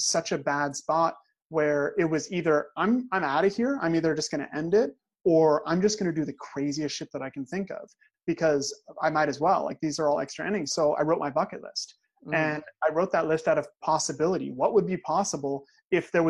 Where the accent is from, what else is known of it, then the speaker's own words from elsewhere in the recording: Crow, Oregon, United States; I'm actually from a town of 300 people in Oregon. Like, I'm not just from Oregon, like I'm from a tiny, tiny little town in the woods.